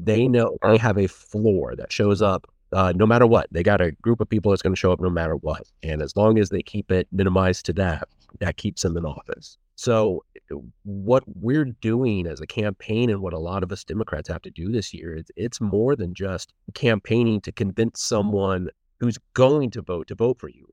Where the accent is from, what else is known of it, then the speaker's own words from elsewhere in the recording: Martinsville, Indiana, United States; moved away as an adult; also born or lived in Bloomington, Indiana; now in Westfield, United States; I grew up in Martinsville